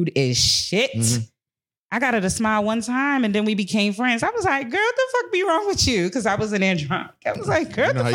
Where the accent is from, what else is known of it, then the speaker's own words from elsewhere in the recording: United States; American Black people